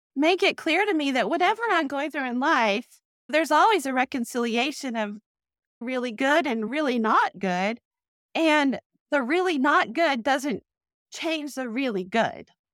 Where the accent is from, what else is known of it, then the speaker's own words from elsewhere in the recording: Texas, United States; moved away as an adult; also born or lived in Durham, North Carolina; I grew up in Texas